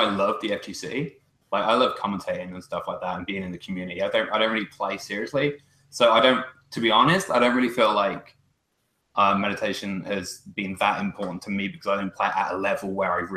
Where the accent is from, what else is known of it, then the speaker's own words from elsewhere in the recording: England, United Kingdom; moved away as an adult; now in Canada; I immigrated from England to Canada